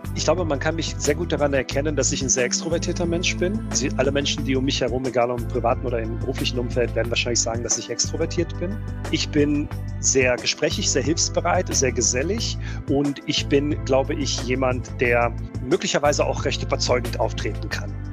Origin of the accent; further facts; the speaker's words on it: North Rhine-Westphalia, Germany; German is a second language; also born or lived in Bosnia and Herzegovina; ich bin ja als Achtjähriger nach Deutschland gekommen